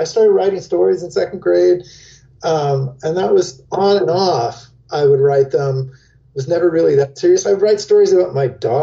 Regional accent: San Diego, California, United States; now in Chicago, United States; Now I live in Chicago. I grew up in San Diego

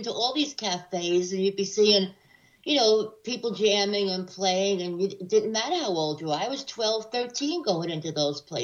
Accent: New York City, New York, United States; also born or lived in San Francisco; I'm inner city, honey. I was raised in Washington Heights

